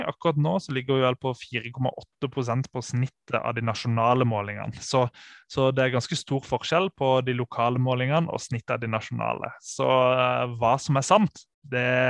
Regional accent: Sørlandet, Norway; Jeg er jo fra Sørlandet

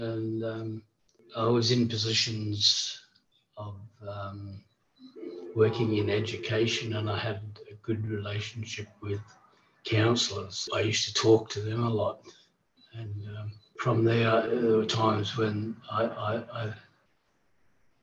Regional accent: Port Lincoln, South Australia, Australia; also born or lived in Darwin / Queensland / Adelaide / Perth; back in Port Lincoln's my hometown. I've come back and I've stayed here

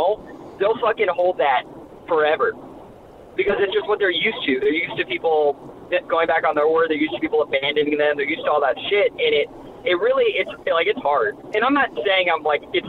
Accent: Tampa, Florida, United States; I'm originally from Tampa. Like, my area code is Tampa

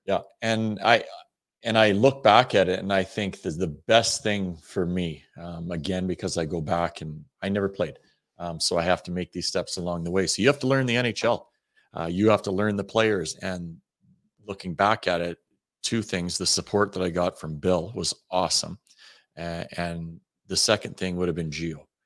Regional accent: Western Canada, Canada; moved away; we're from Western Canada too.

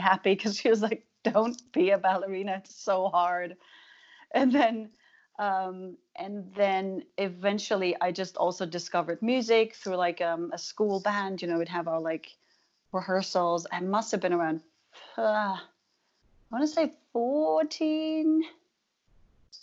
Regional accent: Germany; moved away; I was from Germany

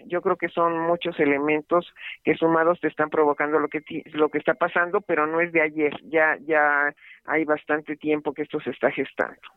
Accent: Comalapa, Chiapas, Mexico; mi tierra porque estas imágenes que vimos de Comalapa

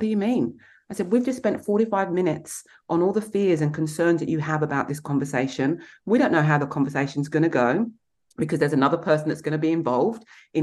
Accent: Kent, South East England, United Kingdom; moved away; also born or lived in London; I grew up in Kent in England

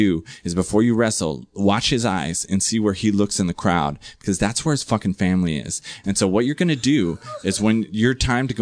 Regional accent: San Diego, California, United States; also born or lived in New Jersey; I had like the perfect childhood growing up in San Diego

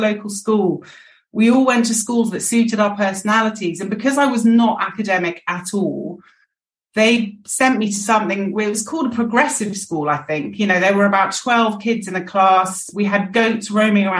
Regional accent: London, United Kingdom; also born or lived in Bishop's Stortford / New York / Rome; I was born in Bishop Stortford and then moved on to Battersea pretty quickly

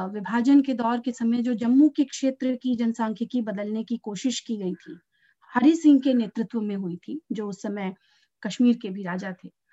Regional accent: Uttar Pradesh, India; मैं उत्तर प्रदेश से हूँ

